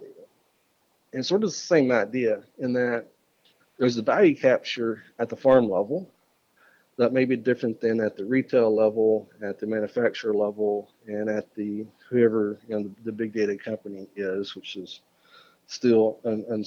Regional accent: Arkansas, United States; my home state of Arkansas

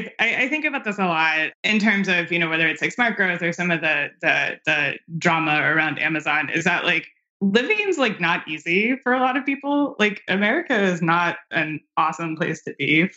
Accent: Anne Arundel County, Maryland, United States; also born or lived in Cleveland / Washington DC; now in Washington, D.C., United States; Anne Arundel County, which is where I grew up in Maryland.

